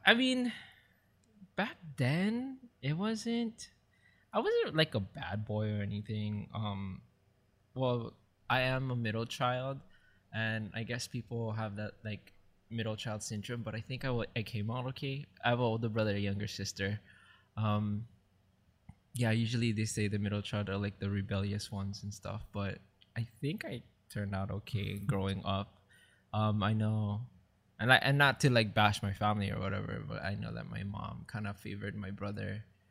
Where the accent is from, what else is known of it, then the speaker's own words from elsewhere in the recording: Maui, Hawaii, United States; moved away as an adult; now in Oahu, United States; I grew up in Maui, and I moved here in the island of Oahu, like, way back when in two thousand five after I graduated high school